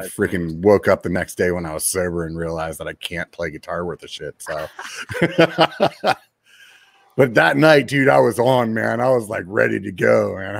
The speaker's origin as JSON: {"language": "English", "region": "Pennsylvania", "country": "United States", "tie": "born or raised there", "also_born_or_lived": "Jacksonville, Florida", "said": "I'm from Pennsylvania, dude. {S1} Pennsylvania? {S0} Yeah. That's where I grew. I actually went to high school in Florida for a minute, though, down in Jacksonville."}